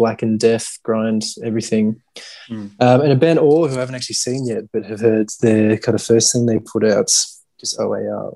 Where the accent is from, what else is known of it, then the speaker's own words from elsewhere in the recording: Melbourne, Victoria, Australia; I grew up in Melbourne